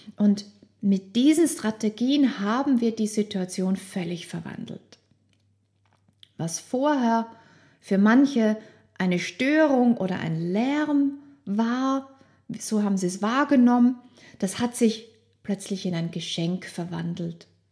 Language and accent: German; Austria; ich bin aufgewachsen in Österreich